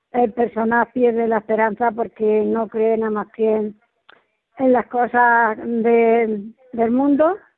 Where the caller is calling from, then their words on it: Spain; soy una seguidora de Radio María desde hace 18 años, poquito hacía que se había inaugurado la emisora en, aquí en España